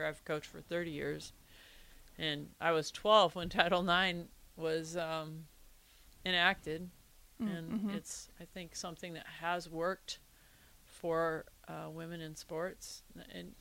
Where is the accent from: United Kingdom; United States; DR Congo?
United States; Iowa; I grew up in Iowa because we already had great sports as far as junior high and high school sports